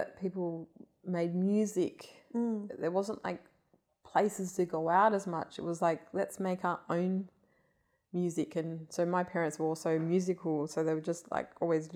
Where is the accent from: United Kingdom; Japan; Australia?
Australia; Hilton, Western Australia; that house that I grew up in Hilton